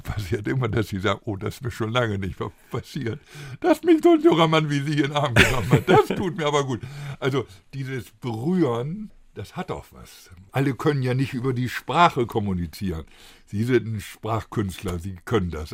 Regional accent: Bremen, Germany; bei uns in Bremen

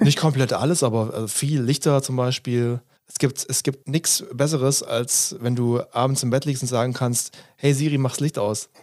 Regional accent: Stuttgart suburbs, Baden-Württemberg, Germany; ich komme aus dem Stuttgarter Speckgürtel, ich war so ein Großstadt, Mittel, Mittelstadt bis Großstadtkind.

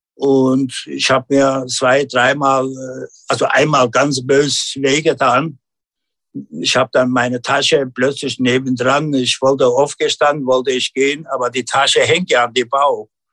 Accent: Turkey; German is a second language; now in Germany; bei uns in Unien, der kleine Ortschaft

